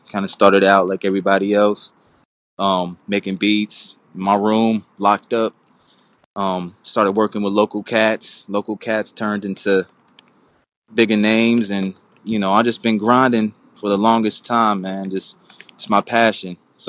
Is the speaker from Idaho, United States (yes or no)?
no; Oakland, California, United States; Oakland, California, the Bay Area.